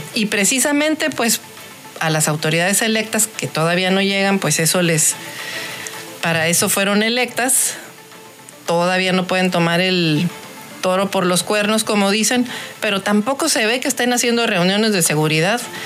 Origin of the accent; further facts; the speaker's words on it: Baja California, Mexico; soy baja californiana también